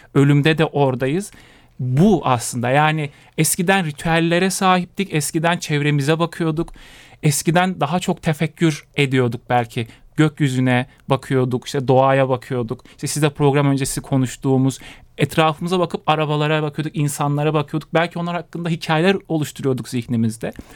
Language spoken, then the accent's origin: Turkish; Konya, Turkey; moved away as an adult; now in Bolu, Turkey; Konya'da doğup büyüdüm